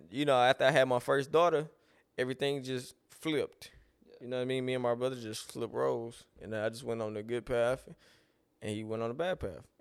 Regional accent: Lake Charles, Louisiana, United States; I'm from Lake Charles, Louisiana.

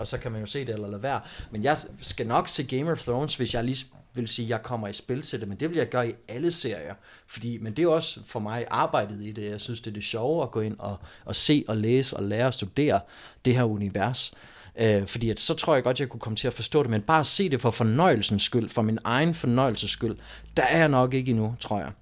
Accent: Vejen, Southern Denmark, Denmark; moved away; also born or lived in Aarhus; min gamle hjemby i Vejen, hvor jeg voksede op

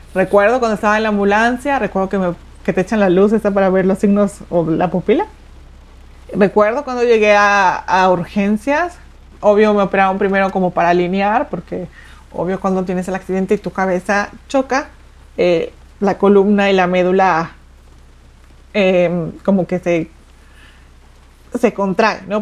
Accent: Mexico City, Mexico; moved away as an adult; now in Saltillo, Mexico; yo nací en la Ciudad de México, eh, tengo 16 años viviendo en Saltillo

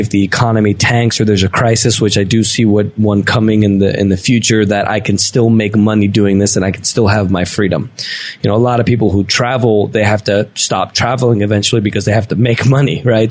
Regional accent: United States; moved away as an adult; also born or lived in Venezuela; now in Medellin, Colombia; I grew up in the States

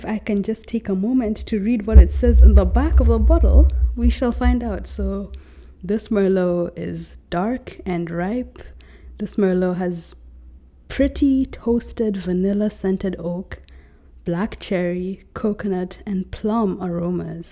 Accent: Nairobi, Kenya; moved away as an adult; now in New York City, United States; I was born and raised in Nairobi, Kenya. However, at the moment, I'm actually living in New York City

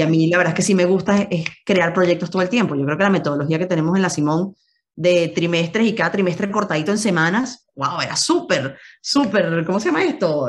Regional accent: Venezuela; moved away as an adult; now in Madrid, Spain; somos venezolanos, que queremos llevar a Venezuela a todos lados

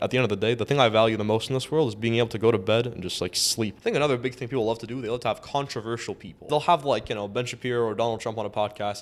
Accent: Toronto, Ontario, Canada; I grew up in Scarborough

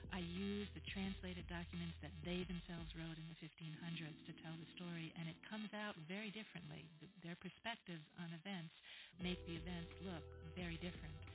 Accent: New York, United States; now in New Jersey, United States; I wasn't born in Jersey, I was born in New York, but I think of myself as a local girl

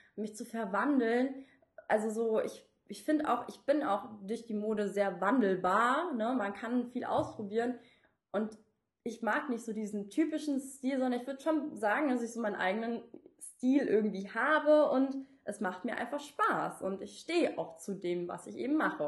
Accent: suburb of Frankfurt, Hesse, Germany; ich bin jetzt nicht in der Stadt zur Schule gegangen, sondern auch in einem Vorort und von Frankfurt

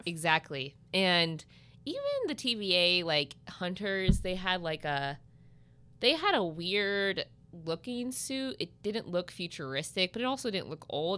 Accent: Southern Illinois, United States; I'm from Southern Illinois

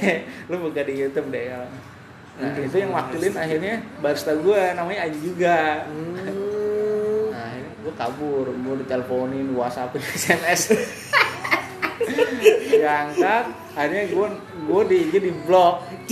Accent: Brebes, Central Java, Indonesia; accent: Jawa medok; moved away as an adult; also born or lived in Semarang; now in Jakarta, Indonesia; gua orang Jawa, jadi tahu bahasanya

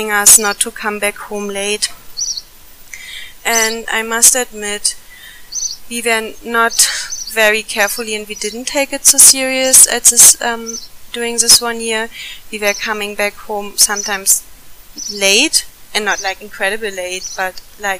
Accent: Germany; moved away as an adult; now in India; from Germany and have been living in India since 2009

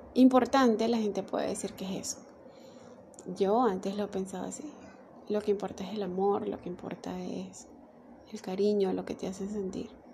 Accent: Venezuela; yo soy de Venezuela

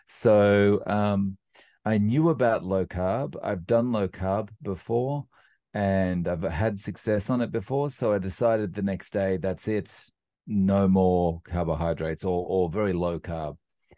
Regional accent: Australia; now in Japan; As way of a quick introduction, I live in Japan. And I'm actually from Australia, and despite the complexion, and I've been living in Japan now for about 17 years

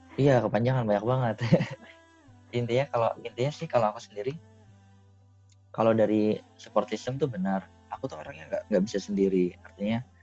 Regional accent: Indonesia; moved away as an adult

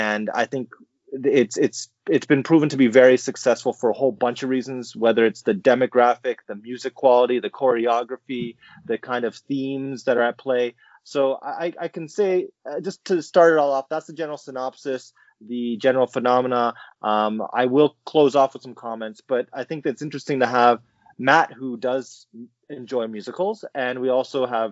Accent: Canada; as a Canadian

